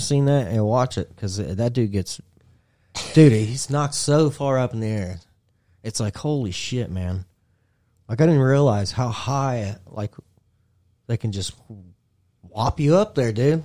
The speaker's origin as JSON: {"language": "English", "region": "Indiana", "country": "United States", "said": "I'm from Indiana"}